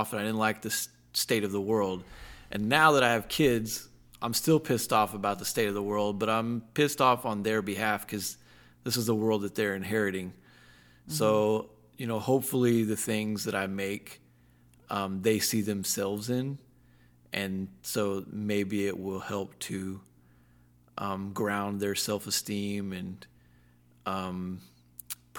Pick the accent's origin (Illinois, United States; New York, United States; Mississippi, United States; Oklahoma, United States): Oklahoma, United States; Pawhuska; I am from Pawhuska, Oklahoma, in the Wahakalni District, and I am Osage.